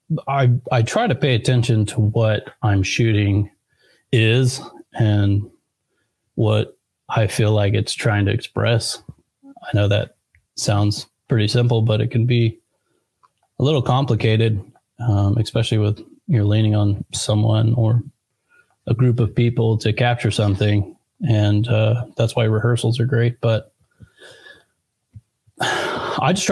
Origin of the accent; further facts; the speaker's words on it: Oklahoma City, Oklahoma, United States; I'm from Oklahoma City. Oklahoma.